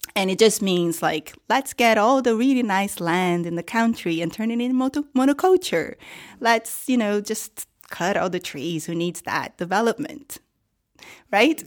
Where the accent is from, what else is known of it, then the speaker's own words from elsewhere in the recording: Rio de Janeiro, Brazil; moved away; I come from Rio, um, Rio de Janeiro, and, um, you know, middle class in Rio